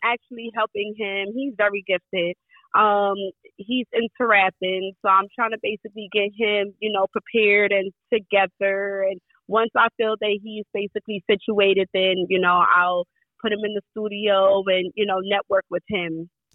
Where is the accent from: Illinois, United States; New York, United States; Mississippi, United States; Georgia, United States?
New York, United States; New York City; I grew up in Brownsville, Brooklyn, so it was pretty rough